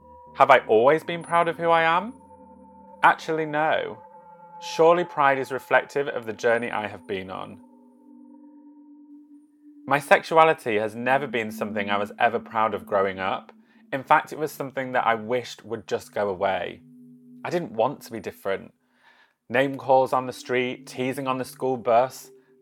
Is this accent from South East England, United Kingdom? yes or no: no; Yorkshire and the Humber, United Kingdom; now in London, United Kingdom; I live in London, although originally I'm from Yorkshire.